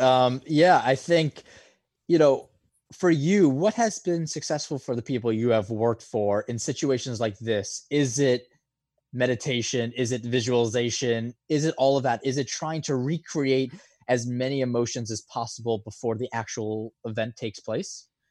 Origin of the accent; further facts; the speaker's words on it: New York, United States; being a New Yorker